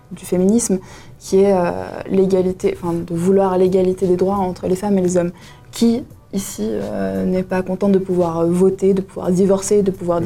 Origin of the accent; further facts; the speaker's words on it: Valais, Switzerland; j'ai 20 ans, je suis valaisanne